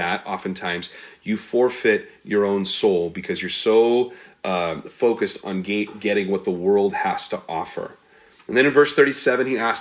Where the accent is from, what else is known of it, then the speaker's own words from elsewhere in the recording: United States; We're American-centric.